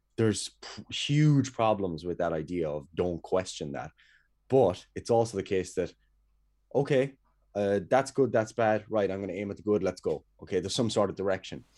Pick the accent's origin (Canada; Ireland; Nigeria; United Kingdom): Ireland; Kerry, Munster; moved away as an adult; now in Cork, Ireland; I'm away from Kerry at the moment anyway. Um, I'm up in Cork